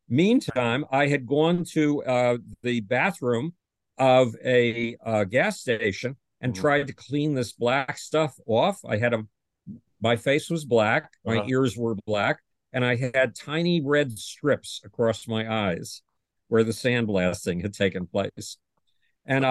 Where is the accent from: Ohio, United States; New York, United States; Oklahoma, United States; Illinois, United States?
New York, United States; Buffalo; Buffalo, New York, my hometown